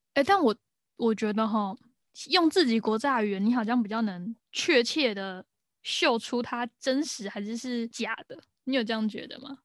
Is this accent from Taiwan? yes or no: yes; Taiwan; also born or lived in Northern Ireland; 我们身为一个台湾人